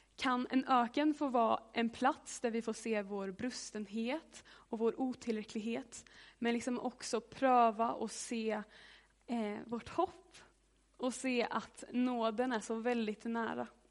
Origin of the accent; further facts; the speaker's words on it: Hammarö, Värmland, Sweden; Jag är från eh, en ö utanför Karlstad som heter Hammarö. Och där är jag uppvuxen i ett hus.